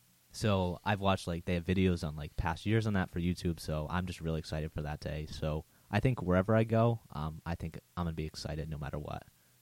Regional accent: Connecticut, United States; I grew up in Connecticut

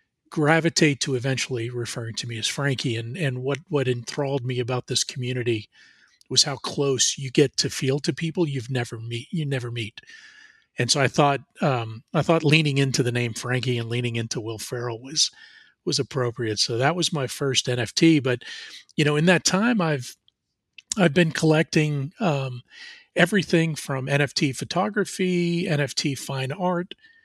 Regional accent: New Jersey, United States; now in Atlanta, United States; I grew up in New Jersey. In fact, out of my bedroom window, I could see the Statue of Liberty. So that's how close I was to New York City. But I moved to Atlanta in 1993

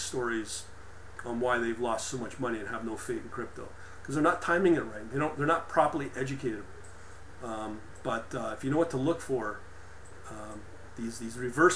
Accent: Canada; also born or lived in Ontario; because I'm a Canadian, but we're kind of like American as well

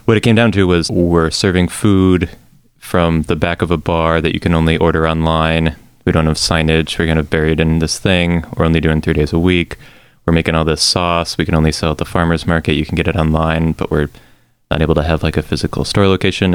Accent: Texas, United States; I'm from Texas.

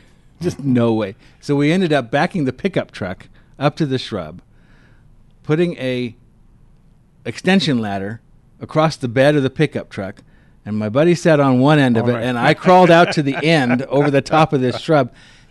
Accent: Kansas, United States; moved away; As you know, I grew up in Kansas

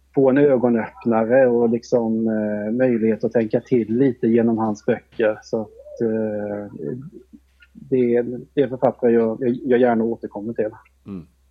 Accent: Korsberga, Jönköping County, Sweden; born or raised there; also born or lived in Malmö / Sandhem; now in Vetlanda, Sweden

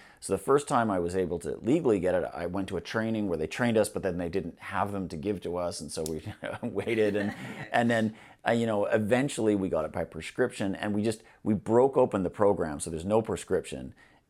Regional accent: Canada; now in Glasgow, United Kingdom; I mean, I'm a Canadian

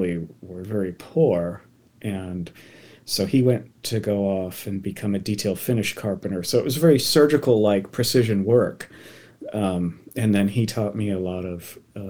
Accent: Massachusetts, United States; now in Oregon, United States; growing up in Massachusetts

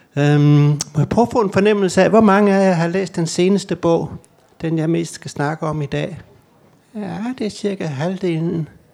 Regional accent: Gram, Southern Denmark, Denmark; now in Copenhagen, Denmark; jeg kommer ind fra hjertet af hjertet af Danmark

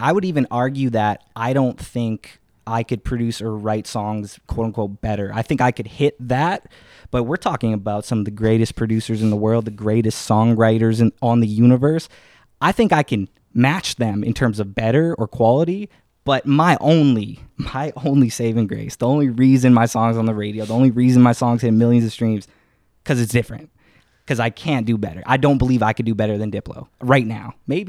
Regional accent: Winnipeg, Manitoba, Canada; I grew up in Winnipeg.

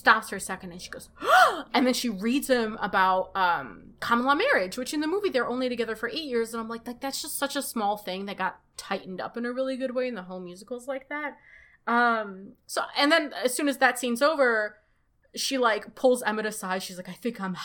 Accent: Moscow, Russia; now in United States; I was born in Moscow

